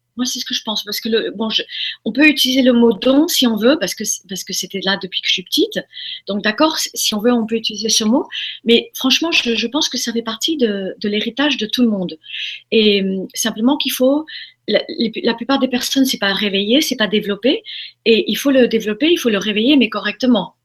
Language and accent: French; Formentera, Balearic Islands, Spain; also born or lived in United States; je, suis élevée dans à Formentera à partir de l'âge de 4 ans. On a quitté les États-Unis, on est venu euh, en Europe